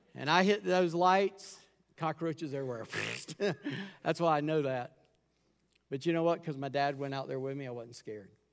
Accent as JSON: {"language": "English", "town": "Charleston", "country": "United States", "tie": "born or raised there", "said": "I grew up in Charleston"}